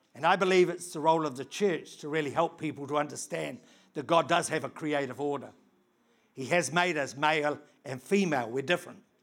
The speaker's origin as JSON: {"language": "English", "country": "New Zealand", "said": "I come from New Zealand"}